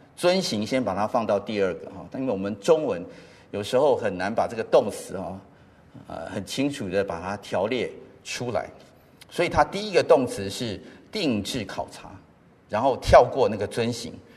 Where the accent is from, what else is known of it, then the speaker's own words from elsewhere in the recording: Taipei, Taiwan; also born or lived in United States; 小学的时候住在石牌